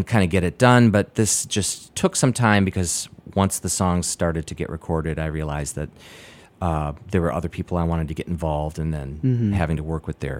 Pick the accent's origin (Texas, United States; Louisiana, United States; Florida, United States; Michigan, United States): Michigan, United States; moved away; also born or lived in San Francisco; I'm from Michigan originally